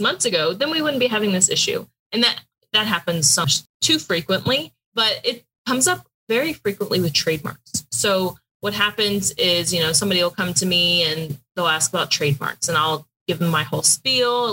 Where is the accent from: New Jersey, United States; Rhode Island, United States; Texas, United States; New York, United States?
Texas, United States; Houston; moved away as an adult; also born or lived in Pikeville, Kentucky; I'm from Houston, very big city, and I went to college in Pikeville, Kentucky